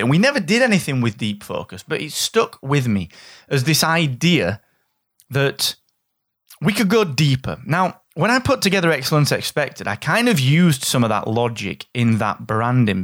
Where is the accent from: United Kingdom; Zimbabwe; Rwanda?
United Kingdom; England; I'm from England